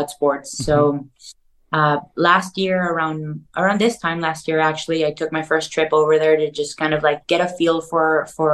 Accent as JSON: {"language": "English", "town": "Caracas", "region": "Capital District", "country": "Venezuela", "tie": "born or raised there", "moved": "as an adult", "lives_now": "Los Angeles, United States", "said": "I grew up in Caracas, Venezuela, South America."}